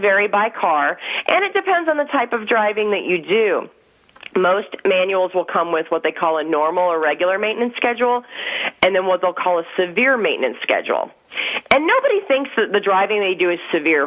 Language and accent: English; Wisconsin, United States; moved away; I grew up in Wisconsin